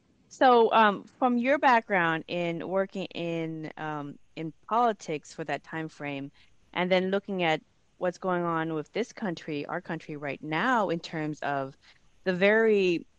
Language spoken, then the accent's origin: English; United States; also born or lived in Seattle, Washington; I'm American. I live here in Seattle, Washington.